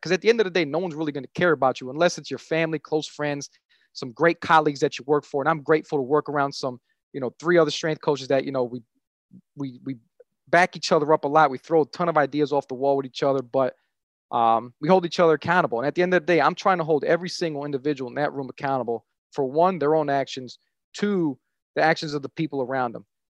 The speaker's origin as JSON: {"language": "English", "town": "Jersey City", "region": "New Jersey", "country": "United States", "tie": "born or raised there", "said": "I grew up in Jersey City"}